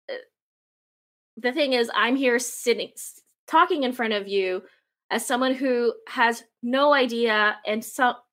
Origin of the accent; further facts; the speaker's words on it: Philippines; now in Canada; I am a Filipina immigrant and settler here in um, in Canada. Uh, my people, the Tausug people